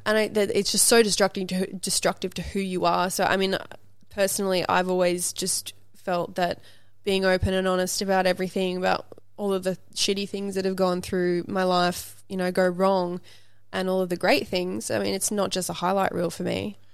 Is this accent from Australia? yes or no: yes; Brisbane, Queensland, Australia; also born or lived in Sydney, Australia; now in Los Angeles, United States; me growing up in Brisbane, Australia on acreage with, like, horses and kangaroos